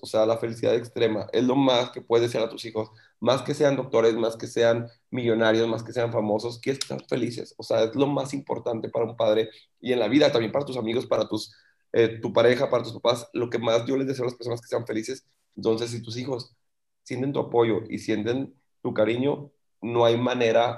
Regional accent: Monterrey, Nuevo León, Mexico; yo soy de Monterrey, pero vivo en Monterrey

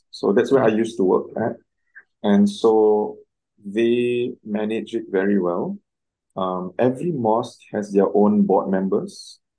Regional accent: Singapore; also born or lived in Cairo, Egypt; I'm Singaporean, born in Singapore, raised in Singapore.

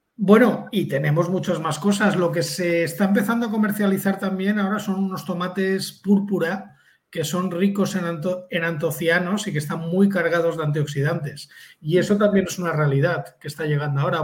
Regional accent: near Alicante, Valencian Community, Spain; el descubridor original es de Alicante, que es muy cerca de donde yo nací

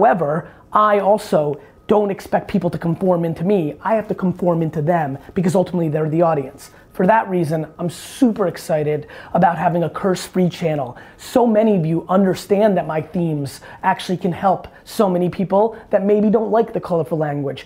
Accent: New Jersey, United States; I've got a Jersey potty mouth. I grew up in Jersey in the 80s

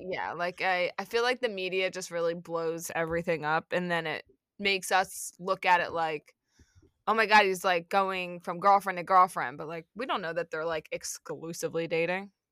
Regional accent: Philadelphia, Pennsylvania, United States; now in New York, United States; growing up in Philly

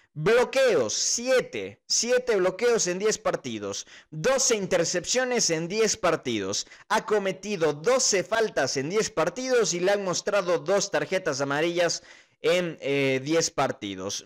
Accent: Cuenca, Azuay, Ecuador; Soy de Cuenca, trabajo en una radio local

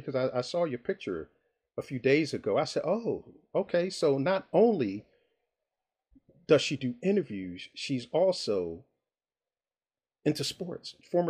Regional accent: Philadelphia, Pennsylvania, United States; being from Philly and having grown up in that era

